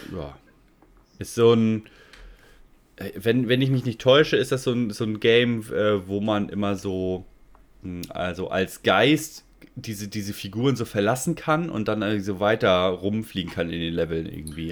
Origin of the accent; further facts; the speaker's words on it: Germany; bei uns in Deutschland